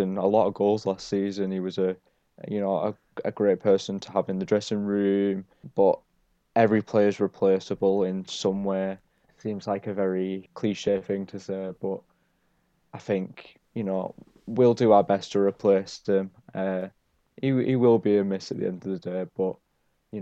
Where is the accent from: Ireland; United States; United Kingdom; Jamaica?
United Kingdom; Barrow-in-Furness, North West England; supporting my hometown club